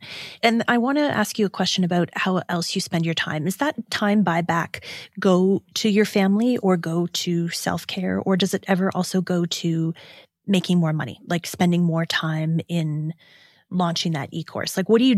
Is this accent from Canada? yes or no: yes; Ontario, Canada; I'm from Southwestern Ontario, so I actually know that's a place in Michigan.